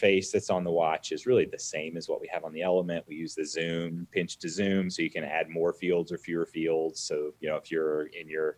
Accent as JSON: {"language": "English", "town": "Ocean Springs", "region": "Mississippi", "country": "United States", "tie": "born or raised there", "moved": "yes", "lives_now": "Atlanta, United States", "said": "I grew up in Ocean Springs, Mississippi, swimming, water skiing, windsurfing every day"}